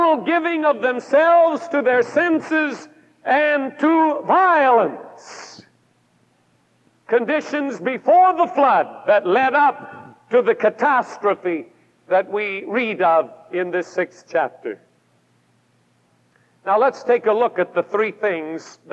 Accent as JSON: {"language": "English", "region": "Pacific Northwest", "country": "United States", "said": "I come from the Pacific Northwest"}